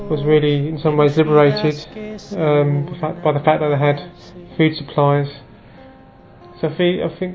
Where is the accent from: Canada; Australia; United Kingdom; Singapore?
United Kingdom; England; Uh, I'm from England.